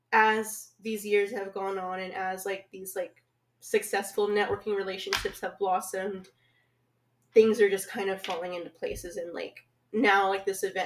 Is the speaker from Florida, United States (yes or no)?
no; Lubbock, Texas, United States; born or raised there